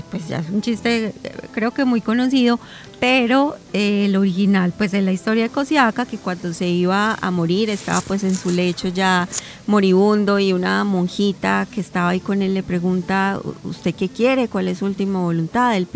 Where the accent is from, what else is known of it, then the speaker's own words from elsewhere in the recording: Bello, Antioquia, Colombia; also born or lived in Medellín; era niña yo no vivía en Medellín, yo vivía en un municipio cercano que es Bello.